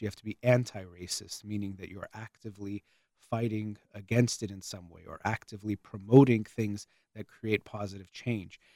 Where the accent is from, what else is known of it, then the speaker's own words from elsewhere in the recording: United States; as an American